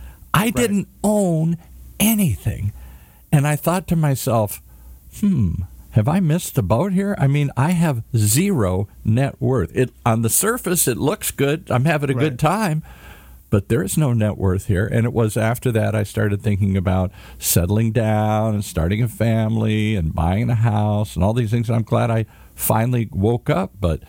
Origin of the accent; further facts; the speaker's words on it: Midwest, United States; now in Hollywood, United States; So I come to Hollywood from the Midwest you come to California, meet beautiful women and sun and fun and find my way in the world.